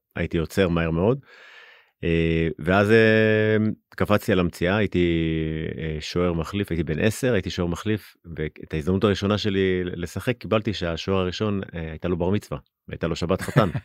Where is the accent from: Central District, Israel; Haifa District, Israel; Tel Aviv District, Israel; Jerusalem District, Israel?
Jerusalem District, Israel; Jerusalem; גדלתי בגילו